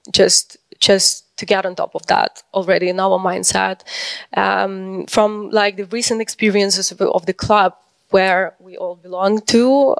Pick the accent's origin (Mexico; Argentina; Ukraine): Ukraine